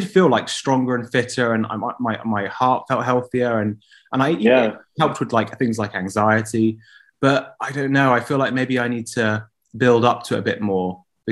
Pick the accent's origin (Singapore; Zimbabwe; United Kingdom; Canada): United Kingdom; England; I've been born and raised in England